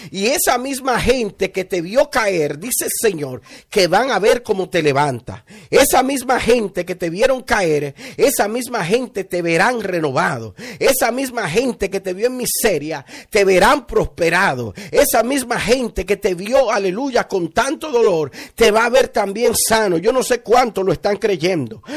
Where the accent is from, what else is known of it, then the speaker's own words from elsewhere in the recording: Villa Altagracia, San Cristóbal, Dominican Republic; de la región de donde yo vengo, ah, de Villa Altagracia